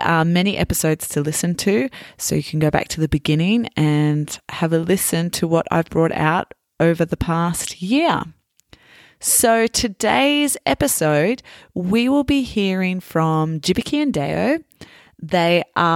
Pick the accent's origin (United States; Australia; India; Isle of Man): Australia; I was born and bred in Australia